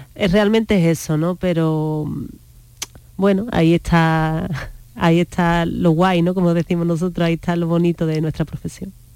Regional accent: Jerez de la Frontera, Andalusia, Spain; como soy de Jerez, la bulería es lo primero realmente que te enseñan cuando vas a una escuela de pequeña

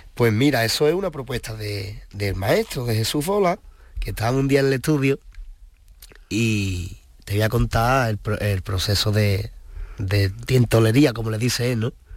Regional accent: Seville, Andalusia, Spain; also born or lived in El Rocío; yo, yo soy de Sevilla, de Sevilla capital. Mi gente pues son todas de Triana

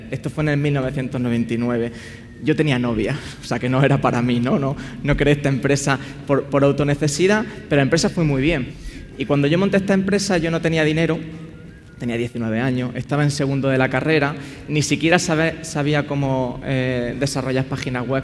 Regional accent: Granada, Andalusia, Spain; moved away; soy granadino y a mucha honra, pero también es cierto que he estado viviendo en otros sitios del mundo

